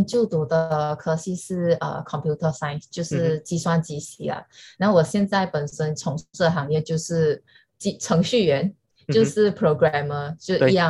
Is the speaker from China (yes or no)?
no; Malaysia; accent: Malaysian; now in Singapore; Daisy 就一听我的口音就知道我是马来西亚人，